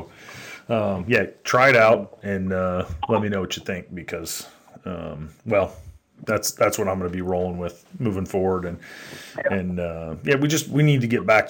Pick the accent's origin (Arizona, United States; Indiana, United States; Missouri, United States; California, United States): Missouri, United States; St. Louis; I grew up around St. Louis. Gateway was my home track